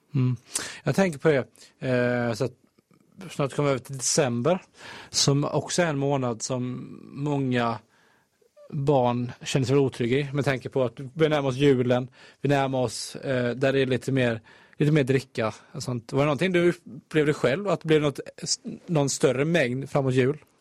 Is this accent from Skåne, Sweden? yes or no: no; Halmstad, Halland County, Sweden; moved away